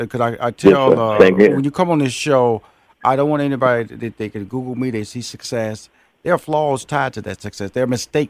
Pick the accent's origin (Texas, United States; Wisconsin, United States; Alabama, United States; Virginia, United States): Texas, United States; Houston; I was born and raised in Houston, Texas. That's where I'm from.